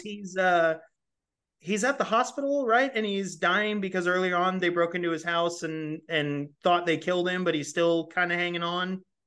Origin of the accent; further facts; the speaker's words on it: California, United States; moved away; I'm from California.